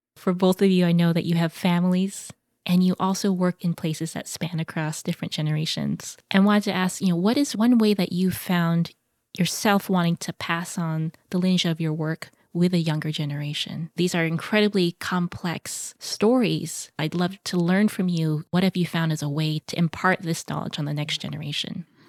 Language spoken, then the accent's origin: English; United States; growing up as a Filipino American